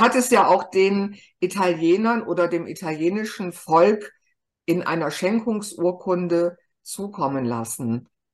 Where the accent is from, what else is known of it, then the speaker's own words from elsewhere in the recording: Germany; bei uns in Deutschland